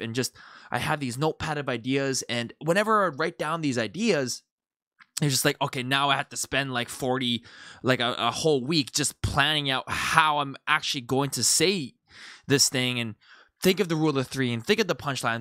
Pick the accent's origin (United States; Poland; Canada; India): Canada; moved away; I'm from Canada